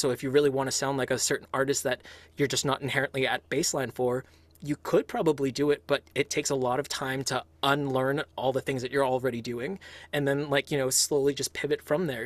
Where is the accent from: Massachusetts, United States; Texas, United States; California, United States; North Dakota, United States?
California, United States; Los Angeles; now in Boston, United States; I was born, if I'm recalling this right, like in East Hollywood, like so, like in LA proper itself